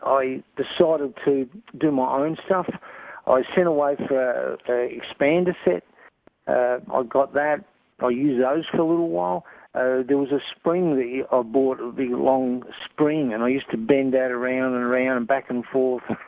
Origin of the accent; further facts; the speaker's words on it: Broken Hill, New South Wales, Australia; I was born here and raised here